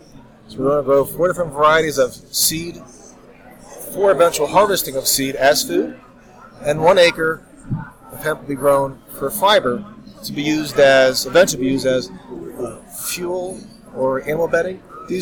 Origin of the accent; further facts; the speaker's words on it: Pennsylvania, United States; we're both born and raised in Pennsylvania. We've been friends since childhood.